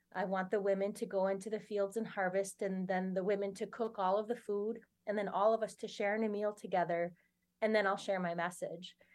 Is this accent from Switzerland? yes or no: no; Oneida, Wisconsin, United States; I grew up here in Oneida in, in my community